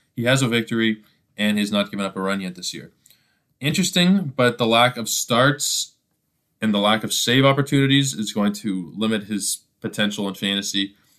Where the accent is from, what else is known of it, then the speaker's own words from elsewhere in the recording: Toronto, Ontario, Canada; my hometown, Toronto Blue Jays